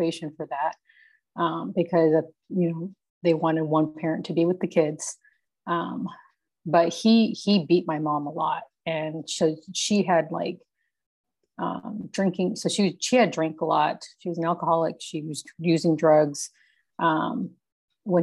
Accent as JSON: {"language": "English", "town": "Yuma", "region": "Arizona", "country": "United States", "tie": "born or raised there", "also_born_or_lived": "California", "said": "I was born in Yuma"}